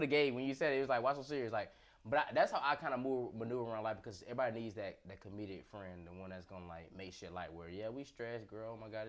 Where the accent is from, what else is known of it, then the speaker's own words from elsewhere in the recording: Pensacola, Florida, United States; Because I moved back home. I'm from Pensacola, Florida.